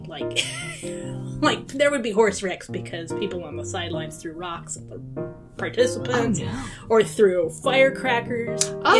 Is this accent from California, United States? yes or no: no; Weston, Oregon, United States; also born or lived in Walla Walla, Washington; I was born in Walla Walla. When I was one, we moved to Weston, lived in the same house until I was about 35, 36.